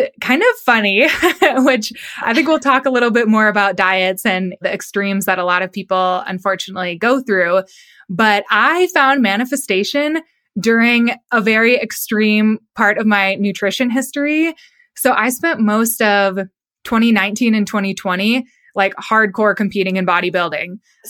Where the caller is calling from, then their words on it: Colorado Springs, Colorado, United States; I am out in Colorado Springs, which is just south of Denver, out in Colorado.